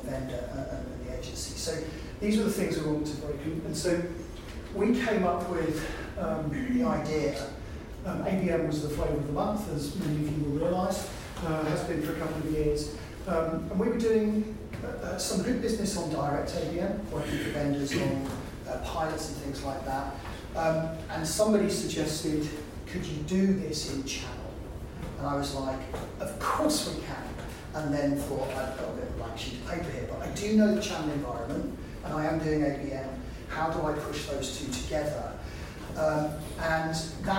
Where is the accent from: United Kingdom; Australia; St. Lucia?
United Kingdom; we're British